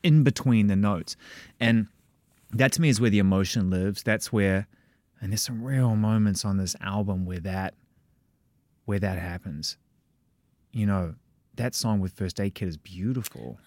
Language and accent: English; New Zealand; moved away; also born or lived in London; I'm from, I'm from New Zealand via London.